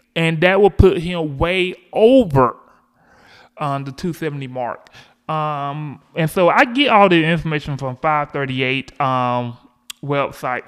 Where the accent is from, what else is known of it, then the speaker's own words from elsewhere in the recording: Georgia, United States; Georgia voters, which is my home state